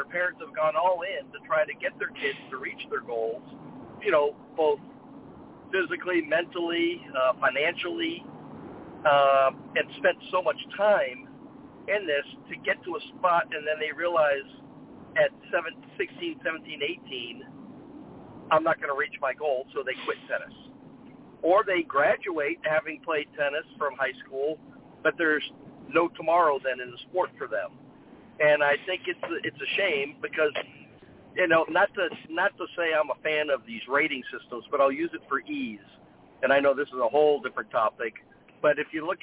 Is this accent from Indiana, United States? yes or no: yes; South Bend, Indiana, United States; moved away; I'm from South Bend, Indiana, not far from Detroit, Michigan. And growing up as a kid, my father was in the auto industry